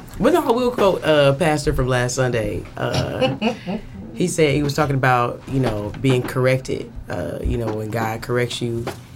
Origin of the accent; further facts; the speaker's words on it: Ohio, United States; I'm from Ohio, bitch.